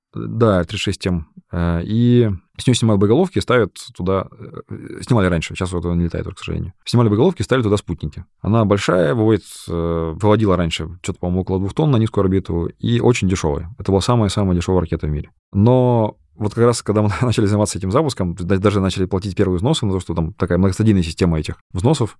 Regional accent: Kamchatka Krai, Russia; я вырос на Камчатке

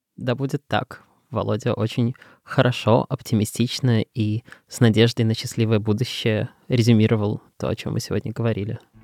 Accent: Belarus; now in Russia; я из Белоруссии из, и являюсь белорусом и так далее, но живу в России уже пол своей жизни

